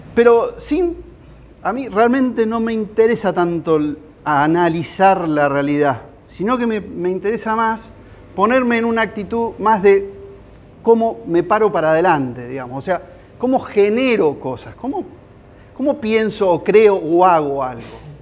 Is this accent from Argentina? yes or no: yes; San Andrés de Giles, Buenos Aires Province, Argentina; yo soy de Giles, yo soy de acá